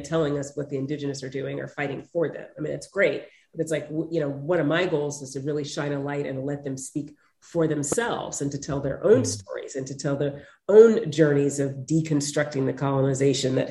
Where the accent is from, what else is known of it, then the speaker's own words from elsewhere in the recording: United States; Yes, I'm African American, but it's like, I'm Western, I'm American